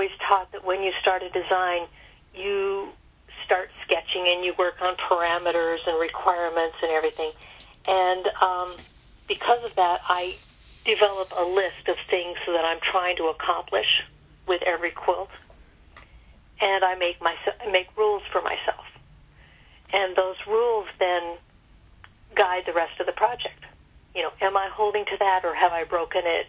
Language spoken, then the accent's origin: English; Grand Island, Nebraska, United States; Grand Island, Nebraska is where I grew up.